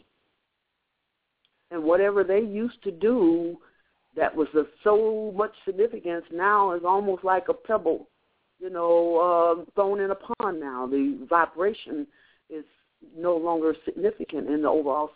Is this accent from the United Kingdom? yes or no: no; Omaha, Nebraska, United States; I'm from Omaha, Nebraska